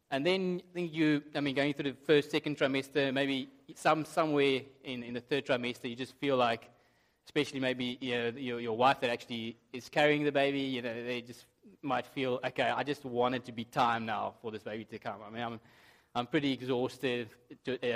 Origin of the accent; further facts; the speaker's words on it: South Africa; moved away; I have been told that sometimes my accent's difficult to understand.